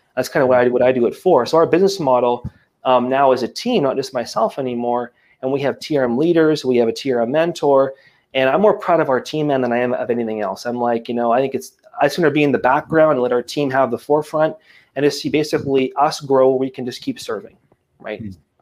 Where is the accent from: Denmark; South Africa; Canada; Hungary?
Canada; Acadia Valley, Alberta; moved away as an adult; now in Quebec, Canada; I grew up um, in a town of 100 people in the middle of absolutely nowhere uh, in small town Alberta called Acadia Valley